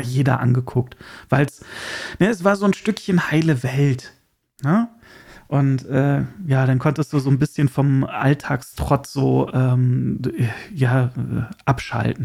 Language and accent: German; Germany; als Deutscher